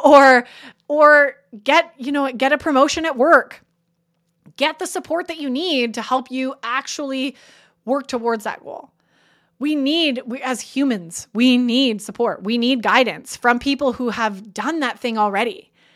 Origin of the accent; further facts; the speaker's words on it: Canada; I'm Canadian